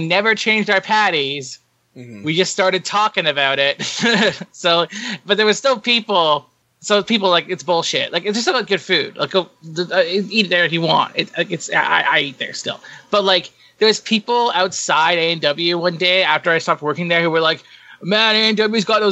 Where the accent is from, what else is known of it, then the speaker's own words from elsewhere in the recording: Canada; As a Canadian